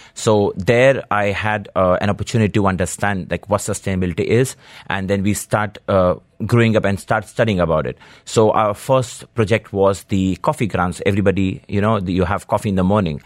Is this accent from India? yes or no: yes; Delhi, India; now in Dubai, United Arab Emirates; I grew up in India, Delhi